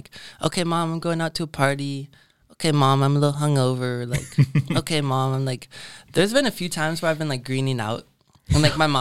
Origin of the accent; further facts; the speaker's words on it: Eugene, Oregon, United States; moved away as an adult; now in Boston, United States; I'm from Eugene, Oregon